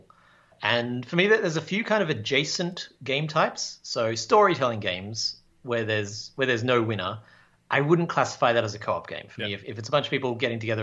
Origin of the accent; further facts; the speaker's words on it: Australia; now in Canada; I'm an Australian who lives in Canada